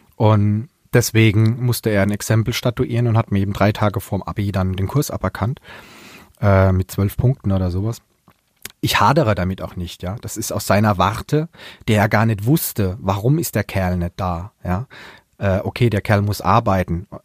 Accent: Palatinate, Germany; accent: Pfälzisch; now in Mannheim, Germany; ich könnte auch einen ganzen Tag Pfälzig reden

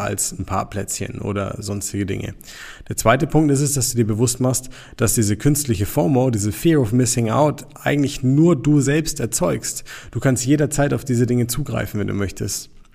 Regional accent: Nuremberg, Bavaria, Germany; wir kommen jetzt hier aus Nürnberg

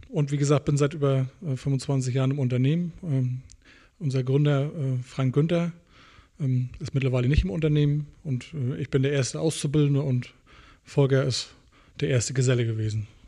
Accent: Boizenburg, Mecklenburg-Vorpommern, Germany; Ich komme nicht aus Schwarzmeck, ich komme aus Bolzenburg.

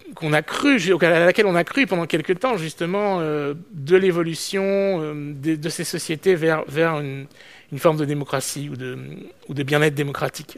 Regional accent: France; je suis français

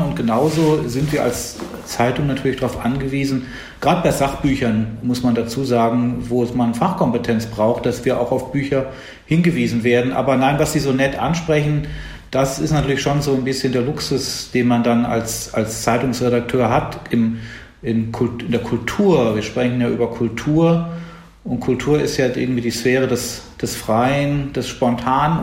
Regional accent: Bonn, North Rhine-Westphalia, Germany; In Bonn, wo ich aufgewachsen bin

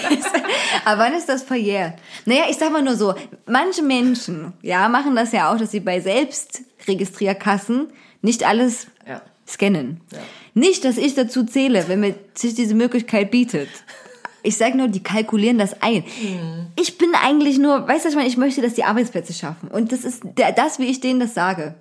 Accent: Zwickau, Saxony, Germany; moved away; bei uns in Zwickau

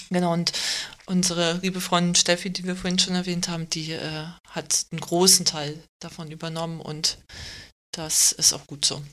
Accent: Germany; Ich bin aber in Deutschland geboren, also bin seit langer Zeit hier

